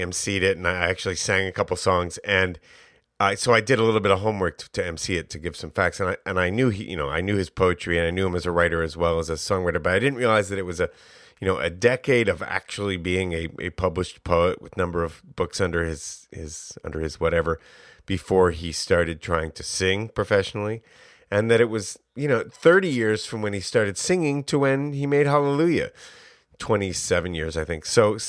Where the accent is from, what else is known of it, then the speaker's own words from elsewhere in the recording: Albany, New York, United States; I grew up in Albany